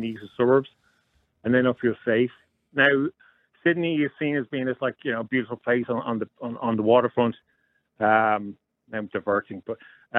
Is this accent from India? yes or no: no; Ireland; moved away as an adult; now in Australia; I'm Irish, I'm in Australia.